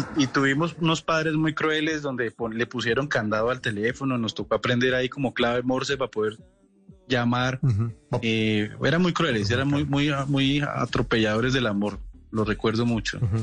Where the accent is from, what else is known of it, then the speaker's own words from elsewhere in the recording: Colombia; los que nos criamos, por ejemplo, en ciudades intermedias